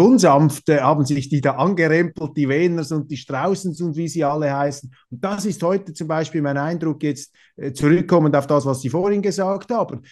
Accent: Switzerland; auch in der Schweiz haben wir

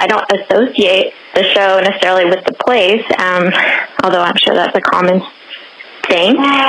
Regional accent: United States; now in Belgium; calling from Belgium. I'm American originally.

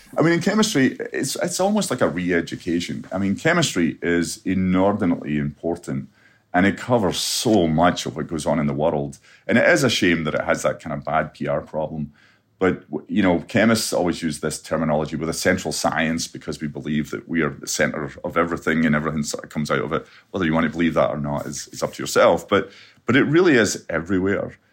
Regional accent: Scotland, United Kingdom; growing up in Scotland

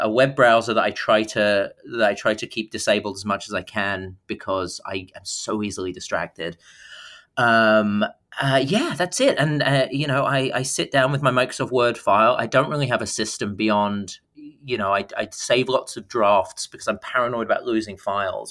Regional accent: Dartford, South East England, United Kingdom; moved away; growing up in, in Dartford and Kent

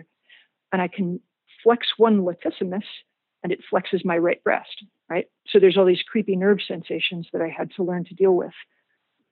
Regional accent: Richmond, Virginia, United States; I was from Richmond, Virginia

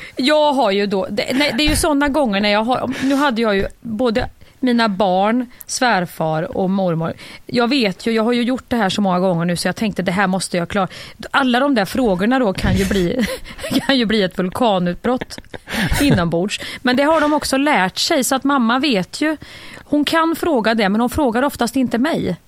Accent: Värmland, Sweden; moved away; jag är en riktig jävla Värmlandsjänta från början

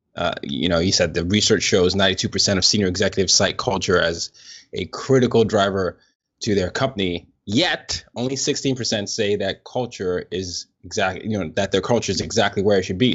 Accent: Nigeria; moved away; I'm from Nigeria, and, and obviously Nigeria, we, I grew up calling what people call soccer here football

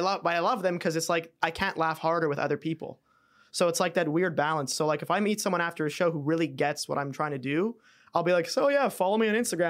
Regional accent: Montreal, Quebec, Canada; I was Canadian

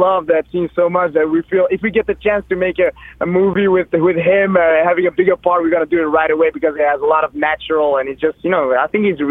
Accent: Belgium; we're from Belgium.

